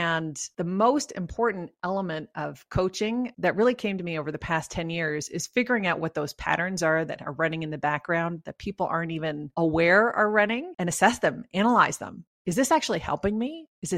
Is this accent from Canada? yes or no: yes; Canada; accent: Canadian; now in Colorado, United States; So I live in Colorado, which is a beautiful state with mountains, and we came here from Canada. So you might hear some Canadian tones in my...